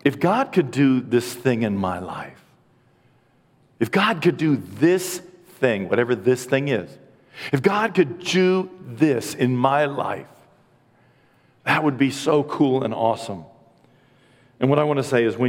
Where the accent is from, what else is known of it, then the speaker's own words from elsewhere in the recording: United States; being an American